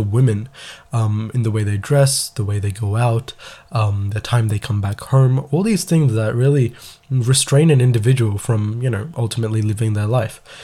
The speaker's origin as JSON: {"language": "English", "town": "Melbourne", "region": "Victoria", "country": "Australia", "said": "I'm from Melbourne, Australia"}